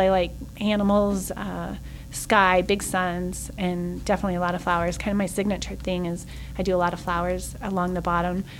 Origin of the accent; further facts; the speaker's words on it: Salt Lake City, Utah, United States; moved away as an adult; also born or lived in Oregon; now in Mesquite, United States; I was born and raised in Salt Lake